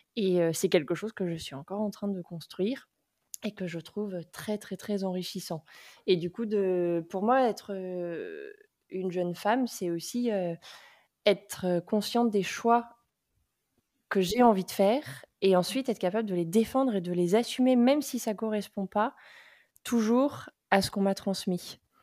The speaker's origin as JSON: {"language": "French", "town": "Nantes", "region": "Pays de la Loire", "country": "France", "said": "Je suis nantaise d'origine, euh, et après avoir fait, mes études, je suis revenue vivre à Nantes"}